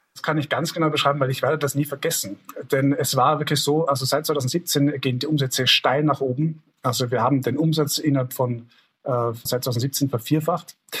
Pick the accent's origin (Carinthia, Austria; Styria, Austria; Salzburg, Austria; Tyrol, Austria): Tyrol, Austria; bei uns in Tirol